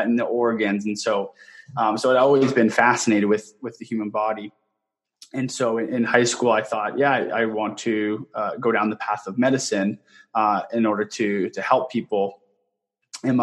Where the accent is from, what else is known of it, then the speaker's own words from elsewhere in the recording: southwestern Ontario, Canada; moved away as an adult; now in Gilbert, United States; born and raised in Canada, in southwestern Ontario